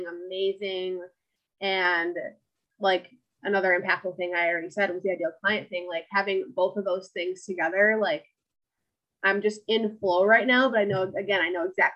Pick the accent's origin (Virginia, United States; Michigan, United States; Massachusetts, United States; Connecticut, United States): Michigan, United States; I'm from Michigan.